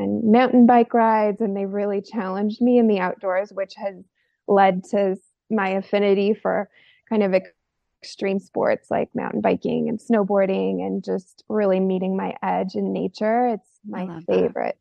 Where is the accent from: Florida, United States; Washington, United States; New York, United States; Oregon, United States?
Oregon, United States; rural; I grew up in a rural part of Oregon in the desert